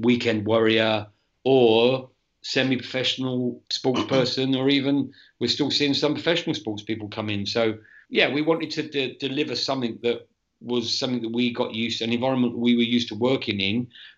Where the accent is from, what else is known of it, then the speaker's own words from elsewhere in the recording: England, United Kingdom; moved away as an adult; So I came out from England in 2016 and I did a year at West Ham.